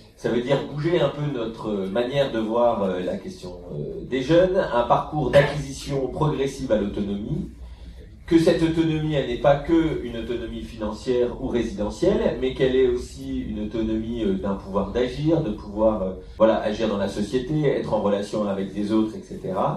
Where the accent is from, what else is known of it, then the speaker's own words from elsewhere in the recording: France; chez nous en France